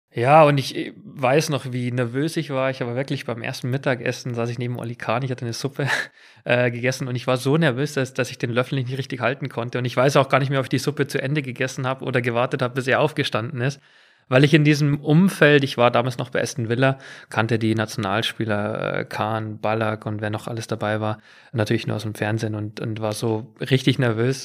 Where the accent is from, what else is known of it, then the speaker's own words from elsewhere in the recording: near Munich, Bavaria, Germany; accent: Bavarian; moved away as an adult; also born or lived in England; auf einem Bauernhof in der Nähe von München groß geworden